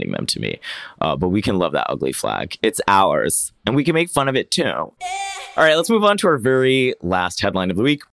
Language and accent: English; Oviedo, Florida, United States; moved away; I grew up right outside Orlando in a tiny little town called Oviedo